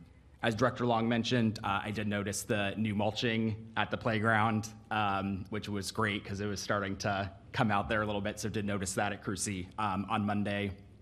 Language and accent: English; San Diego, California, United States; moved away as an adult; also born or lived in Cleveland, Ohio / Oakland, California; now in Alameda, United States; I was born and raised in San Diego. I went to college in Cleveland, Ohio. That's where my family's from, not as random as people usually think. And then I've been in the Bay Area ever since graduating from graduate school. My wife and I moved to Alameda